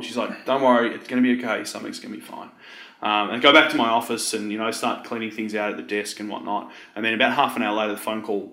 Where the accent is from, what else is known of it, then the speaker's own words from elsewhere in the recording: Frankston, Victoria, Australia; I grew up in the Mornington Peninsula, so where Frankston is